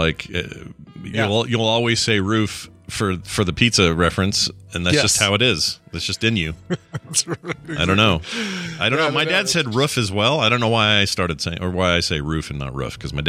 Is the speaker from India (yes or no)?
no; Canada; all a boot since I'm Canadian.